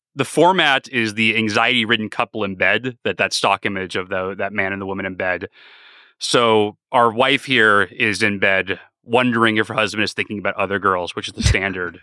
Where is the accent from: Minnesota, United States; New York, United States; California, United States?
California, United States; San Diego; born or raised there